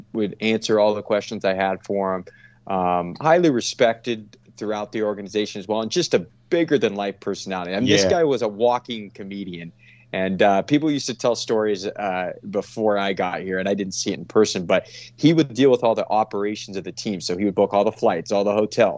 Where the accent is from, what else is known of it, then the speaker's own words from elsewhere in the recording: Santa Cruz, California, United States; as a kid growing up in Santa Cruz, just outside of San Jose